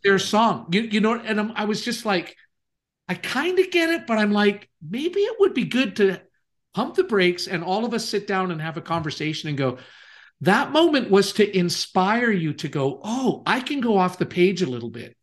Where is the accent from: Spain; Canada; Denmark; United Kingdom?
Canada; moved away; also born or lived in Kansas City; I am Canadian. I was living in Kansas City at that time, though, actually.